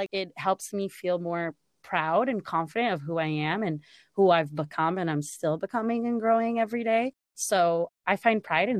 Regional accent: Los Angeles, California, United States; accent: Valley girl; moved away as an adult; now in New York, United States; oh, yeah, I'm from LA. They're like, oh, I hear it. And I'm like, what does that mean? And they're like, oh, yeah, you sound like a Valley girl.

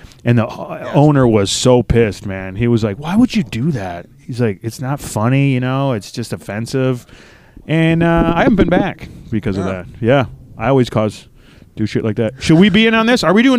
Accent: Minnesota, United States; I talk like because I'm from Minnesota.

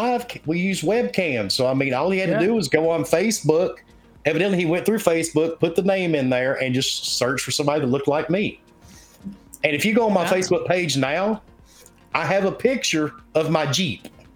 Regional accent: the South, United States; accent: Southern; I'm Southern as fuck. he should have been able to hear the accent

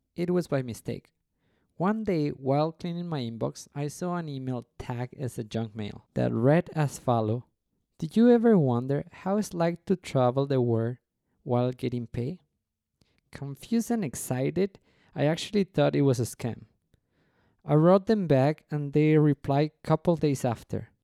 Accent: Mexico City, Mexico; first language Spanish; English is a second language; also born or lived in Cancun; I'm from Mexico City, from a pretty place called Coyoacán.

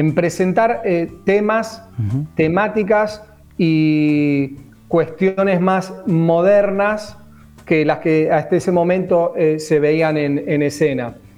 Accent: Mar del Plata, Buenos Aires Province, Argentina; yo soy marplatense

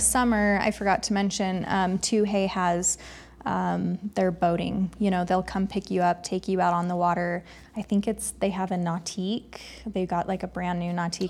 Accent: Mesa, Arizona, United States; now in Park City, United States; I grew up in Mesa, Arizona

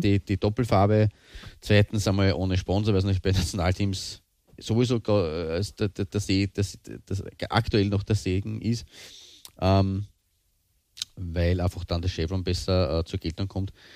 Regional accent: Austria; bei uns in Österreich

